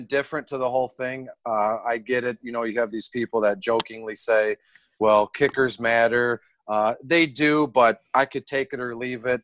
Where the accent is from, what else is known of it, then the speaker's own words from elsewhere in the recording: Detroit, Michigan, United States; born and raised in Detroit. I don't live there now. I'm like 20 minutes north